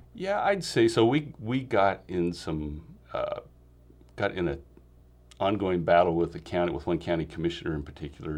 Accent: Meridian, Idaho, United States; moved away as an adult; I grew up in Idaho, Meridian, Idaho

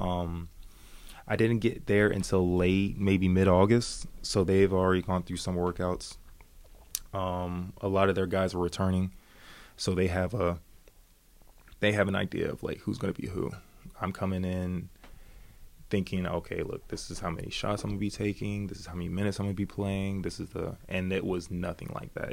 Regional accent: United States; moved away as an adult; now in Sweden; I'm I'm an American Belgian guy

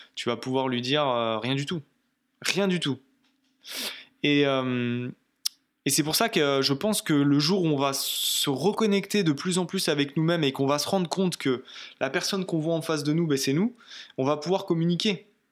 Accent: Brittany, France; moved away; je rentre chez moi en Bretagne

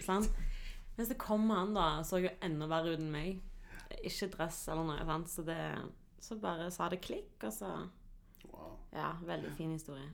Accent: Stavanger, Rogaland, Norway; also born or lived in Hillevåg; Jeg er fra Viga, representerer Kvanneviga, elsker Kvanneviga.

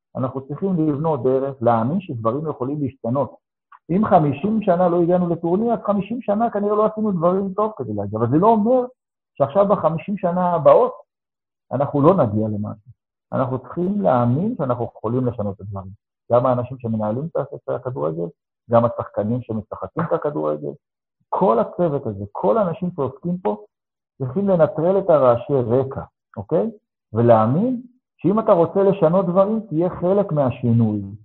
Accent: Ashdod, Southern District, Israel; אני גדלתי בתור ילד בפריפריה שנקראתה אשדוד

